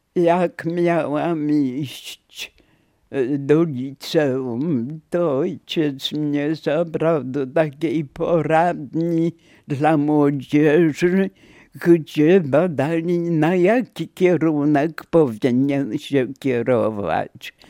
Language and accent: Polish; Warsaw, Masovian Voivodeship, Poland; moved away as an adult; now in Węgorzewo area, Poland; Urodziłam się w Warszawie